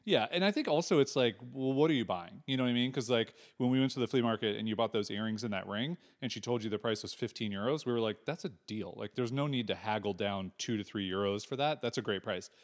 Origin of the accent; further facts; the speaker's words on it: United States; moved away as an adult; also born or lived in California; now in Portugal; Americans living in Portugal